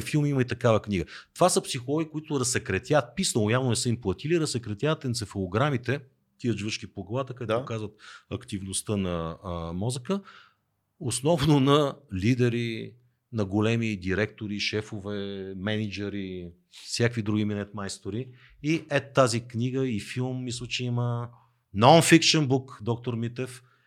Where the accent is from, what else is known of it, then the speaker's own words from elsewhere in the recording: Teteven, Lovech Province, Bulgaria; moved away; родния ми край Тетевен